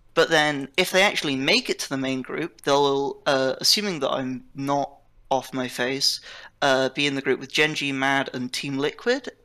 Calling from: Oxford, South East England, United Kingdom; I'm calling from uh, Oxford, United Kingdom

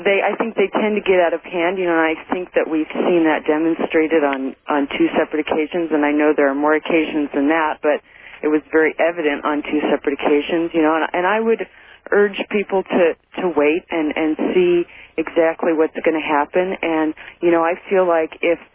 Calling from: Kalispell, Montana, United States; I'm calling from Kalispell.

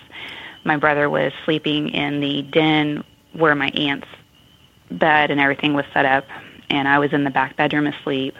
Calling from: Cumming, Georgia, United States; I'm calling from Cumming, Georgia

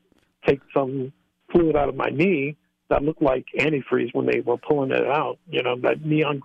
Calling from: Lancaster, Pennsylvania, United States; Like I said, yeah, I'm calling from Pennsylvania. My wife and I, we live in the Amish country area in okay. Lancaster, on the outskirts of yes. Lancaster.

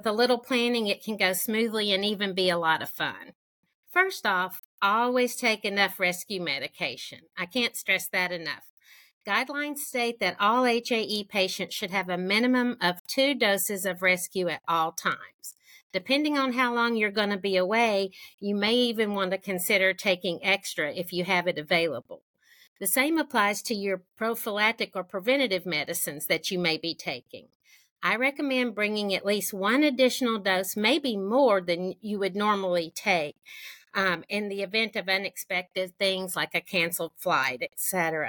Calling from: Birmingham, Alabama, United States; I'm joining from Sweet Home, Alabama, here in Birmingham.

